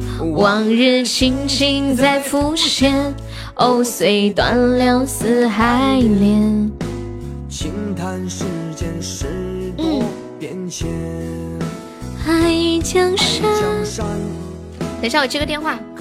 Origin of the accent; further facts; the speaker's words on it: Sichuan, China; accent: Sichuanese; 你是不是觉得我说四川话好听？